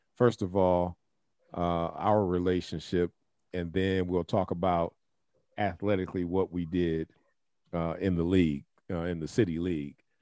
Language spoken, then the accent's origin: English; Toledo, Ohio, United States; I grew up in the Scott district